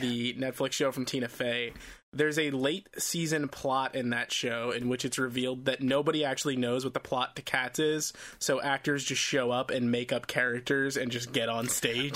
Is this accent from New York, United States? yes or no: yes; New York City, New York, United States; as a New Yorker, um, cats has always been a part of my culture